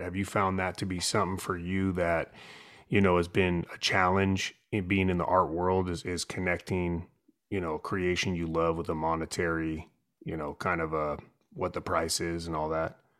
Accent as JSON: {"language": "English", "town": "San Francisco", "region": "California", "country": "United States", "tie": "born or raised there", "moved": "yes", "said": "growing up in San Francisco"}